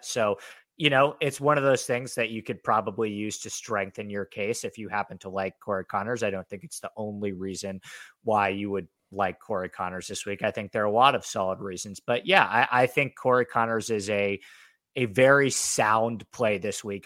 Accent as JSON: {"language": "English", "region": "New York", "country": "United States", "moved": "yes", "lives_now": "Los Angeles, United States", "said": "I'm from New York. I spend a fair amount of time in New York, but I'm mainly based in Los Angeles"}